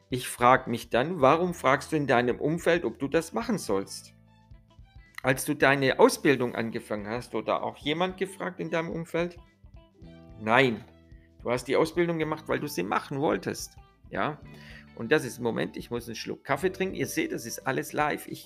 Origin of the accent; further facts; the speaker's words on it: Italy; ich bin ja selber Italiener, ihr wisst ja